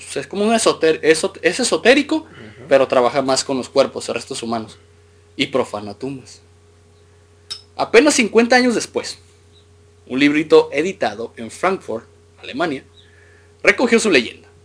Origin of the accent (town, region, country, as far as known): Mexico